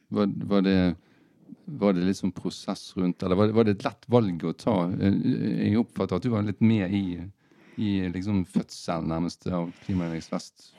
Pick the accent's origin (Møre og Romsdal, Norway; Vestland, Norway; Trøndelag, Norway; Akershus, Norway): Vestland, Norway; Bergen; som bergensere